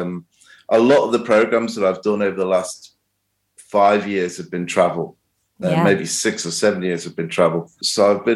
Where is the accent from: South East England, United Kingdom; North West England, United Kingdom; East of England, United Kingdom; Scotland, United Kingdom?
North West England, United Kingdom; the Wirral; I was born and raised on the Wirral